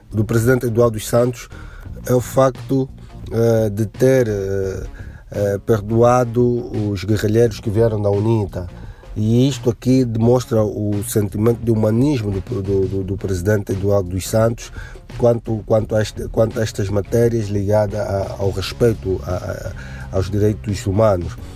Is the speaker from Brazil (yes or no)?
no; Angola; sou angolano, professor universitário.